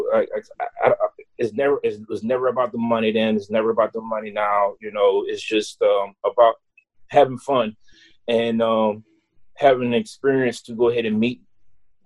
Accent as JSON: {"language": "English", "town": "New Iberia", "region": "Louisiana", "country": "United States", "also_born_or_lived": "Natchitoches, Louisiana", "lives_now": "Lafayette, United States", "said": "I was from New Iberia"}